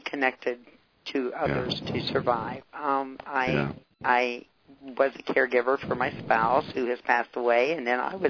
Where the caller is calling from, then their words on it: Atlanta, Georgia, United States; I'm calling from Atlanta.